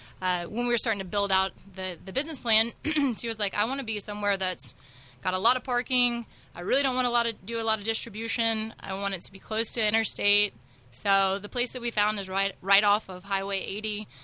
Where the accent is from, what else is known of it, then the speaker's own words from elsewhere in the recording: Alabama, United States; moved away as an adult; also born or lived in Florida; Well, I was born in Florida, hence the lack of accent, but I spent pretty much all my formative years in Alabama. So I left when I was 29, and I'm 38 now.